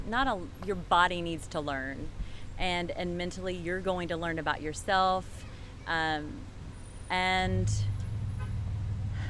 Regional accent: Owensboro, Kentucky, United States; moved away as an adult; now in New Orleans, United States; originally from Owensboro, Kentucky, and recently relocated to New Orleans

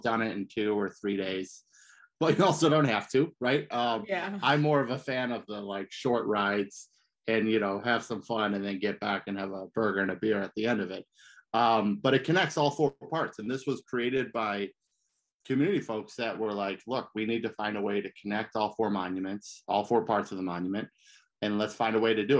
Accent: Detroit, Michigan, United States; also born or lived in New Mexico; now in Las Cruces, United States; So I'm from Michigan, originally from Detroit

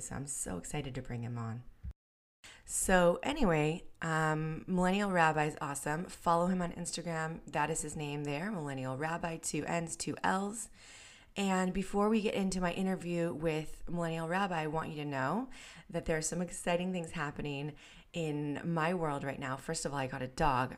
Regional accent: San Diego, California, United States; my hometown in North County, San Diego

